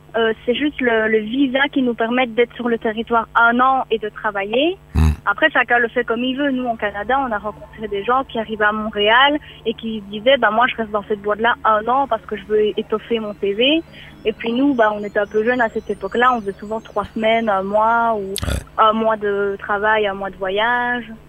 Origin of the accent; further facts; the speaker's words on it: Belgium; moved away; en tant que Belge